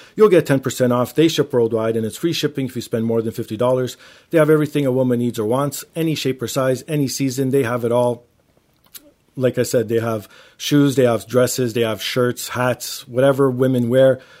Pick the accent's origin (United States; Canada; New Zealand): Canada; Toronto, Ontario; I grew up in Toronto